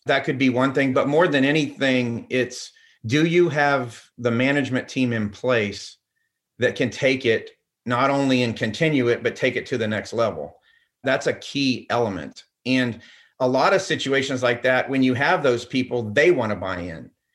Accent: Orlando, Florida, United States; also born or lived in Pella, Iowa; I'm as close to a Floridian as you can possibly get

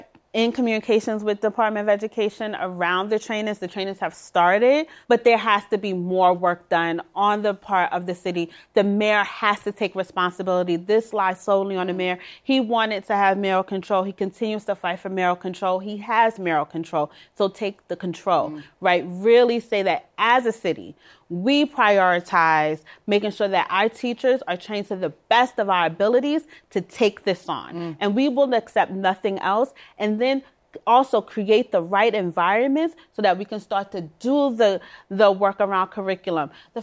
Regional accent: Brooklyn, New York, United States; I'm from Brownsville, Brooklyn, still am.

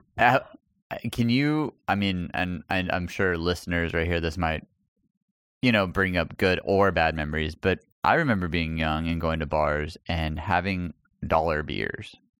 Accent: El Paso, Texas, United States; moved away; my hometown

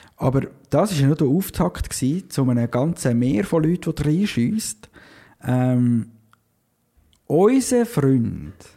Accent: Switzerland; accent: Swiss German; wir dann zwischendurch wirklich wieder mal Schweizerdeutsch reden

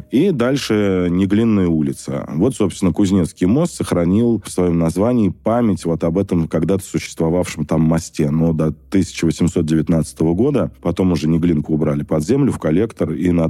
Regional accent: Moscow, Russia; Мы, москвичи, должны купаться в нашей главной столице

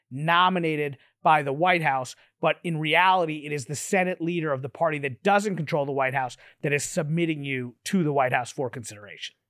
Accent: Kentucky, United States; moved away as an adult; I'm from Kentucky originally

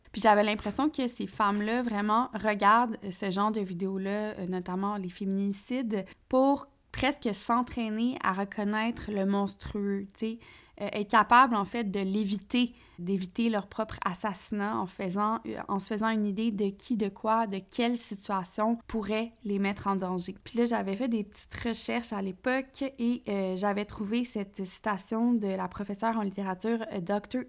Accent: Quebec, Canada; chez nous au Québec

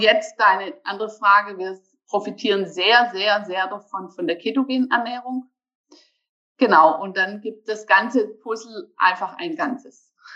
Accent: Germany; now in Bergstraße, Germany; Ich komme aus Deutschland, geboren am Bodensee

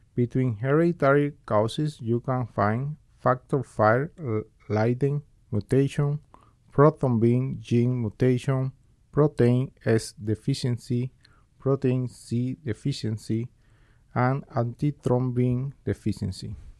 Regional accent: Cuba; moved away as an adult; now in Bakersfield, United States; I was born originally in Cuba, where I, where I finished my med school and completed a medical residency in Family Medicine

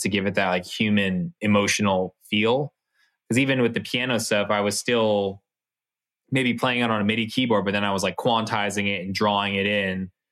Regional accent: Bay Area, California, United States; we're from the Bay Area

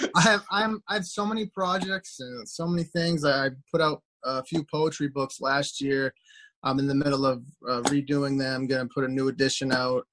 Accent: Dixfield, Maine, United States; moved away as an adult; also born or lived in New Hampshire; I grew up in Dixfield, Maine, uh, near Rumford, Mexico, Sunday River, that area.

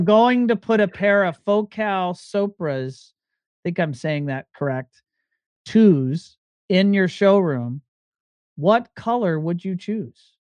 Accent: Virginia, United States; I'm from Virginia

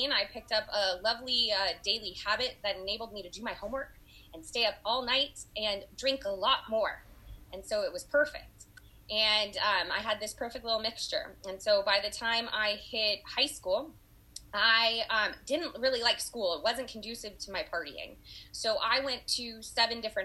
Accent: Los Angeles, California, United States; also born or lived in Oakland, California; I was born and raised in Los Angeles, California

